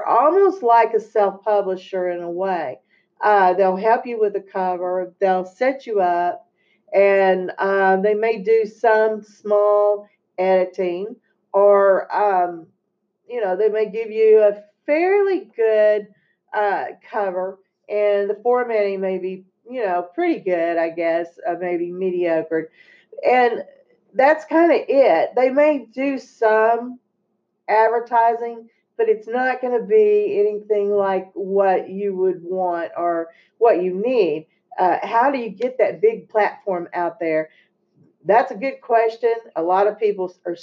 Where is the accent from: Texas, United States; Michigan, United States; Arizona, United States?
Texas, United States; I'm from Texas, as you can tell with my accent.